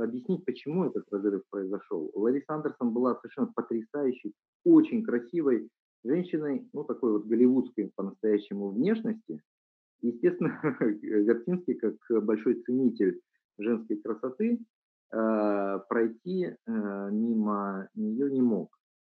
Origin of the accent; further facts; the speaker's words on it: Vladivostok, Primorsky Krai, Russia; я сам родом из Владивостока, когда я был юный, еще учился в школе